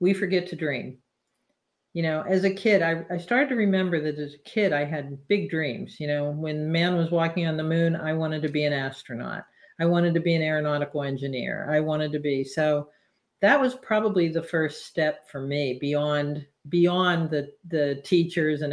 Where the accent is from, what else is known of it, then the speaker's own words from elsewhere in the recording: Pennsylvania, United States; moved away as an adult; also born or lived in California; I'm from Pennsylvania